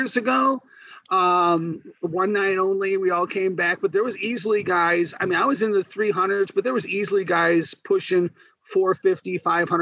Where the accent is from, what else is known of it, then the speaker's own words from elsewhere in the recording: Hammond, Indiana, United States; I'm actually from Northwest Indiana. I'm from Hammond, born and raised in Hammond